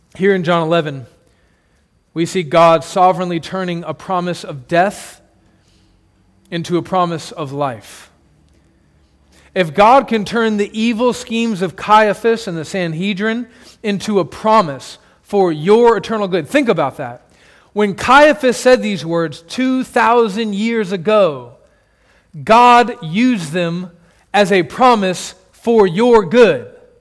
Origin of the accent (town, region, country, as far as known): United States